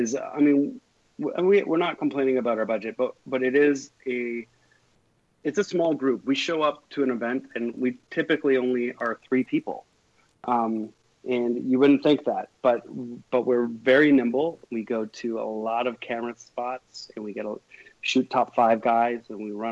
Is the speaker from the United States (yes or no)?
no; Canada; we're a Canadian show with Canadian people in it, on made by Canadians